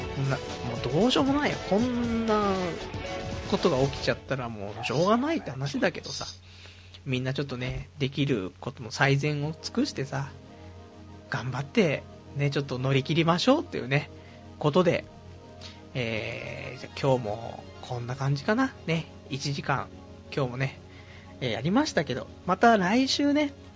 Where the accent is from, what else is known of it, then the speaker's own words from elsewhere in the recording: Saitama, Japan; 埼玉、ね、埼玉生まれ、東京かぶれのね、人間